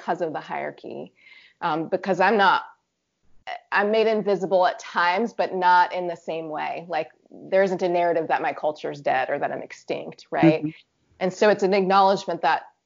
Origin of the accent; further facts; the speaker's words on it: Virginia, United States; also born or lived in Pacific Northwest; I grew up in Virginia